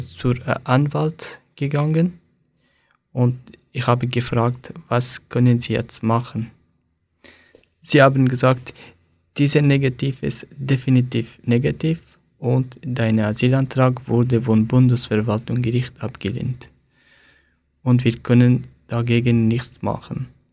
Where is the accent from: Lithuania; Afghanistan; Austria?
Afghanistan; German is a second language; moved away as an adult; also born or lived in Aargau, Switzerland; now in Switzerland